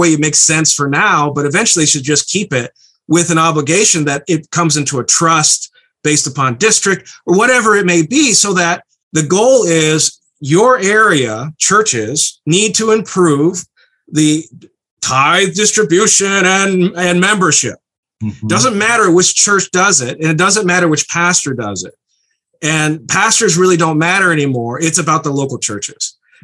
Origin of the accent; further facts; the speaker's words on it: Berrien Springs, Michigan, United States; I grew up in the Mecca, Bering Springs, and I was raised in the system